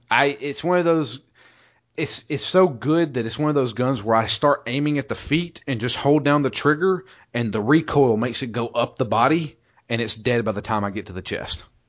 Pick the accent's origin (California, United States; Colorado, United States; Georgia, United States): Georgia, United States; I'm from Georgia